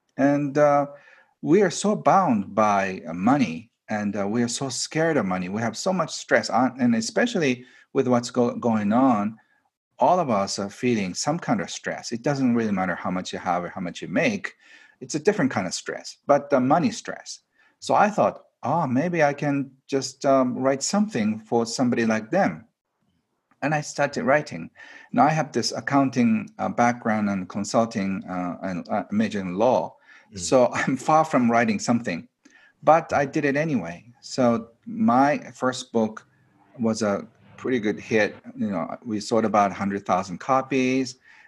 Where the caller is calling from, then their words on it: Japan; I am doing this from my retreat center, which is outside of Tokyo, about 2-hour drive.